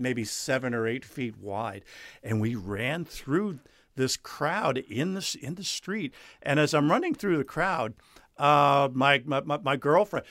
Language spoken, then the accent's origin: English; New Jersey, United States; moved away as an adult; also born or lived in South Carolina; I grew up in New Jersey, graduated high school there.